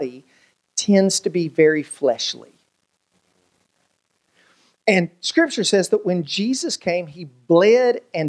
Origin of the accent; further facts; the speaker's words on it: United States; my family, we grew up in on the Virginia-Tennessee line